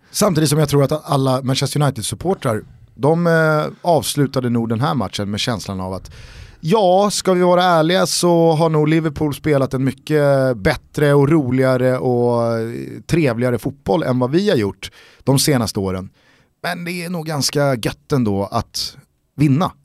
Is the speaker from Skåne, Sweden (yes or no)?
no; Stockholm, Stockholm County, Sweden; som stockholmare